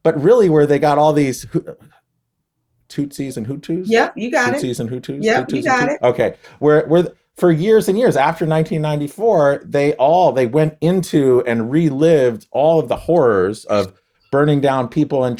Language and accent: English; United States; I'm just American.